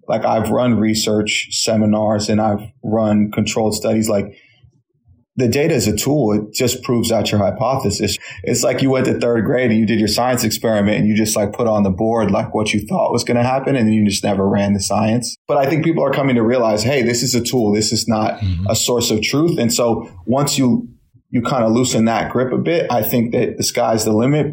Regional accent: San Francisco, California, United States; also born or lived in New York; I grew up in San Francisco. My parents moved from New York. They moved me to San Francisco.

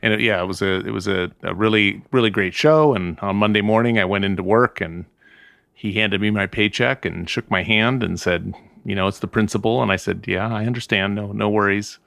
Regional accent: Southern California, United States; also born or lived in Midwest; now in Santa Ynez Valley, United States; I grew up in Southern California. I'm from the Midwest. My parents are both Midwesterners, uh, but I grew up in Southern California.

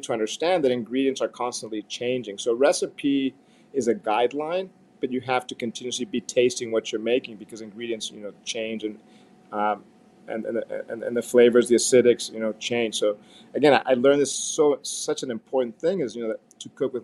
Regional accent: Mexico; as a young kid, I grew up in Mexico at my grandmother's house

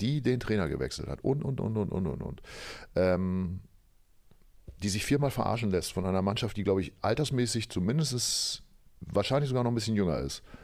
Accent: Oldenburg, Lower Saxony, Germany; gebürtiger Oldenburger

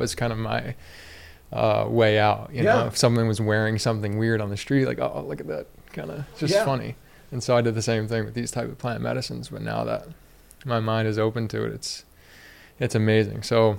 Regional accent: United States; And for me, being a man and, you know, growing up in the United States, and like, you got to be tough.

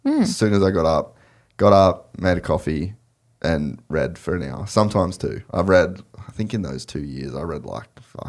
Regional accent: Cairns, Queensland, Australia; I'd never surfed at all because growing up in Cairns, there's no waves.

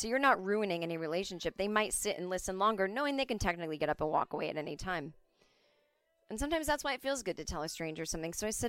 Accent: United States; I'm an American.

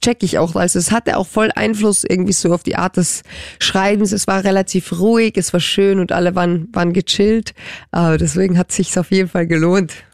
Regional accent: Carinthia, Austria; now in Germany; meine Familie ist mir super wichtig und die kommen komme ja aus Kärnten und ähm, ich bin ja Kärntnerin

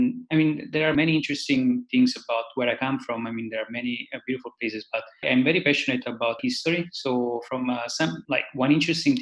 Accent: a small town in Campania, Italy; I come from a very small town in southern Italy. It's not that small. I mean, like 25,000 people. So it's in southern Italy. It's like more in the region of Campania

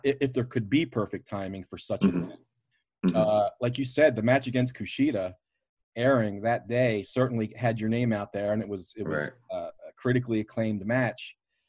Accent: Baltimore, Maryland, United States; I'm from Baltimore anyway, and Ring of Honor was, you know, their home offices are right in my backyard.

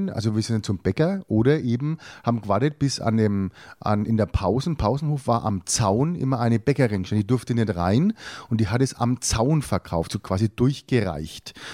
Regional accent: Bavaria, Germany; dann hier in Bayern, dann hier bei uns in Bayern.

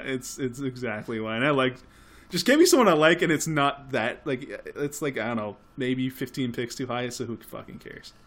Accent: Canada; we're Canadian.

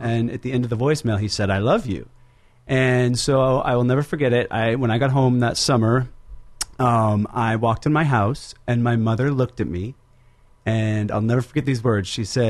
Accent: Seattle, Washington, United States; also born or lived in Santa Clara; I grew up in Seattle.

